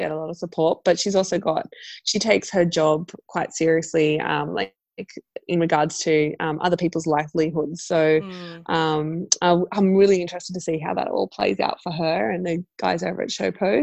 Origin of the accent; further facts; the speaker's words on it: Central Coast, New South Wales, Australia; now in Sydney, Australia; I grew up on the Central Coast and I moved to Sydney